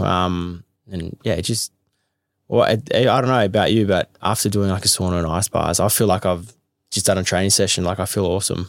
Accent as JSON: {"language": "English", "town": "Melbourne", "region": "Victoria", "country": "Australia", "tie": "born or raised there", "said": "I grew up in Carlton, which was probably the closest gym near home."}